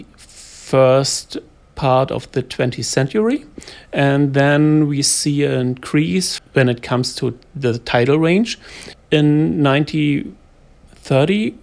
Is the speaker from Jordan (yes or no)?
no; East Germany, Germany; English is a second language; I grew up in East Germany when the wall was still active